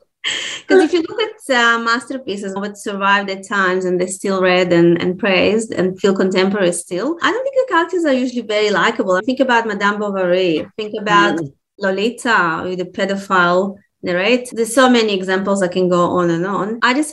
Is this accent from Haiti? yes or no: no; Russia; born there; also born or lived in Israel / Australia; so I was born in Russia, okay? And in Russia, when you read children's books, they say when the dogs say, Gav. Then I moved to Israel.